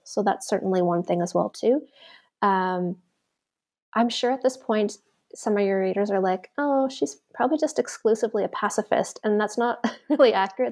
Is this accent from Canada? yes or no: yes; Canada; now in Auckland, New Zealand; I'm Canadian, I'm a settler Canadian